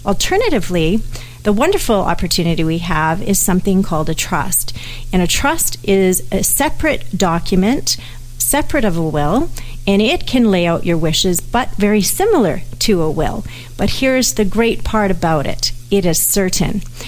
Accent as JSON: {"language": "English", "country": "Canada", "said": "Even though I'm a Canadian, America has different legal systems than we do, as everyone knows."}